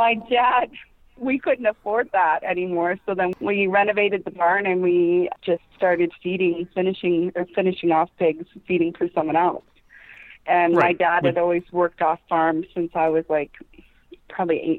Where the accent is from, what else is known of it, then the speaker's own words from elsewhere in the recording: Harmony, Ontario, Canada; I grew up in Harmony, which is just south of Stratford.